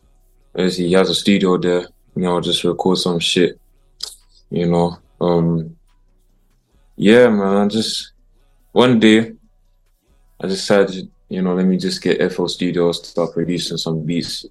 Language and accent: English; London, United Kingdom; I'm from London. Literally, bro. Background Jamaican, you know, fully Jamaican